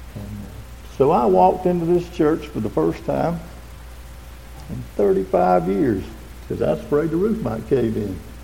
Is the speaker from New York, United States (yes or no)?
no; Westminster, South Carolina, United States; I was born in 1949 in Oconee Memorial Hospital and grew up in the big city of Westminster